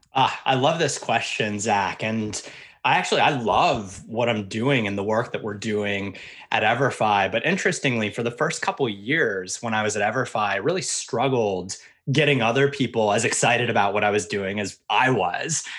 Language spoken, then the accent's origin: English; Pennsylvania, United States; I grew up in Pennsylvania